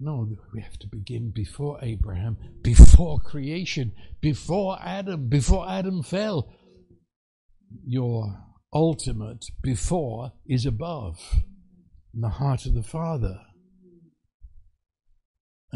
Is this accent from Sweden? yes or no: no; United Kingdom; moved away; I'd meet another Brit